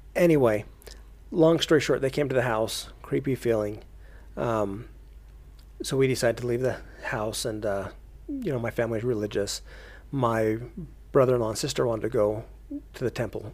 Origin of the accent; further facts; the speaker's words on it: Payson, Utah, United States; I grew up down in Payson, Utah